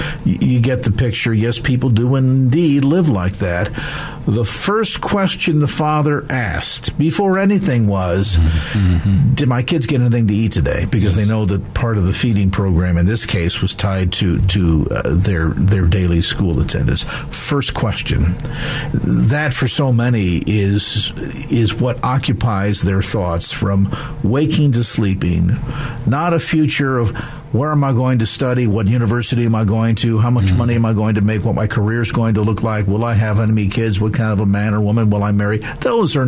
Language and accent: English; South San Francisco, California, United States; South San Francisco, my hometown, South City Warriors